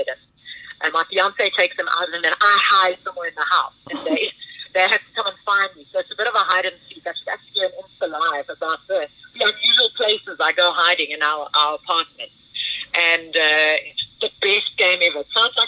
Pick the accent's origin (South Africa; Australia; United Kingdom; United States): South Africa; Pretoria, Gauteng; I'm the girl from Pretoria, the Afrikaanse Guramaisi from Pretoria North